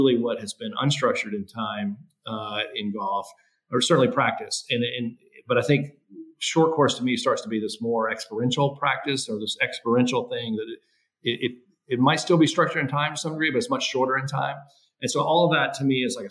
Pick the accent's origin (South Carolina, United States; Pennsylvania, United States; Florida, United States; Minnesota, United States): South Carolina, United States; Greenville; I grew up here in Greenville, South Carolina